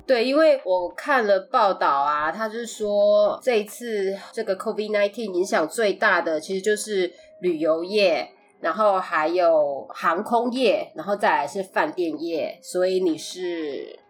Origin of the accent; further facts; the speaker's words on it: Taiwan; also born or lived in United States; now in Los Angeles, United States; 我们是在台湾出生，然后我们又在美国学习，住了一阵子，后来又搬回台湾，那现在我们各分两地 他在台湾，我在洛杉矶